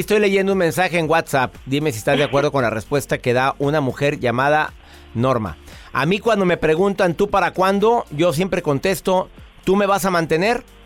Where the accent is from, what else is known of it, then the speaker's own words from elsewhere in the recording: Mexico; En mi país, México